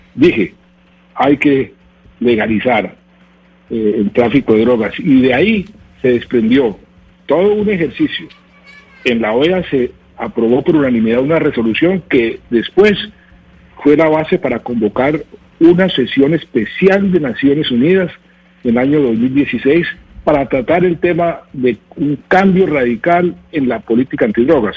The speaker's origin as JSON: {"language": "Spanish", "country": "Colombia"}